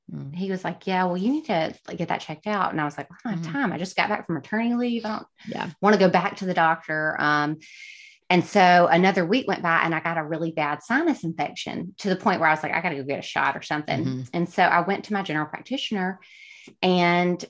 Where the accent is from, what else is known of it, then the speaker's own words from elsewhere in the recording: West Alabama, United States; also born or lived in Hattiesburg, Mississippi; now in Alabama, United States; I grew up in West Alabama.